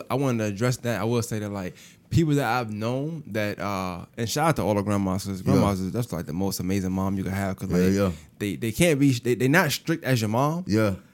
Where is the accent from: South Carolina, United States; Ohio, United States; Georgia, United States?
Georgia, United States; Marietta; moved away; also born or lived in Augusta, Georgia; I was born in Marietta, Georgia. Stone Hospital.